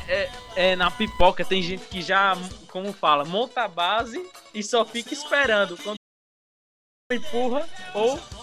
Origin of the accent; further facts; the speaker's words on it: Paulo Afonso, Bahia, Brazil; sou de Paulo Afonso na Bahia, mano. Interiorzinho aí brabo